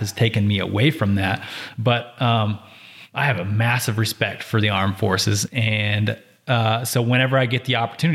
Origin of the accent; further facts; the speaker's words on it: Reno, Nevada, United States; I'm born and raised in Reno, Nevada, still live here, love it here